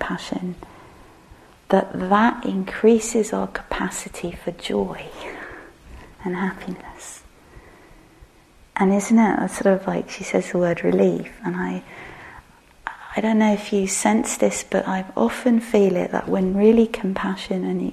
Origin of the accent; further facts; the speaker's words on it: England, United Kingdom; we're English